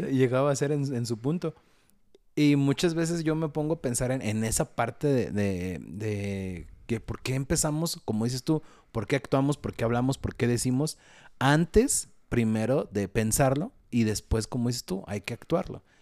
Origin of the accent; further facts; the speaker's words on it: Mexico; Los mexicanos no sabemos decir que no